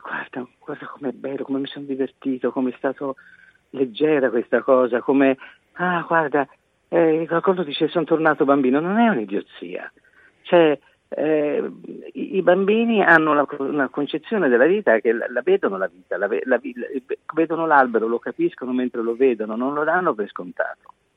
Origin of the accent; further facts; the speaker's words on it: Florence, Tuscany, Italy; io sono di Firenze, la mia città